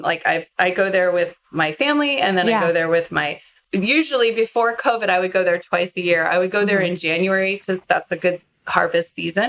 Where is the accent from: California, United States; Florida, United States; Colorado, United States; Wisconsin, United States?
California, United States; San Francisco; I grew up in San Francisco.